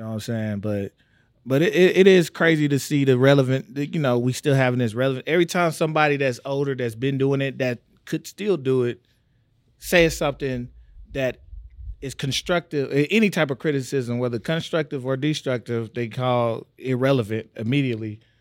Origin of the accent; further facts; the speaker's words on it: Tyler, Texas, United States; I'm from Tyler, Texas